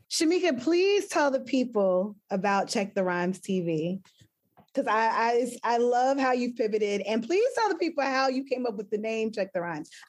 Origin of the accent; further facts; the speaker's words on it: Asheville, North Carolina, United States; my hometown, Asheville, North Carolina.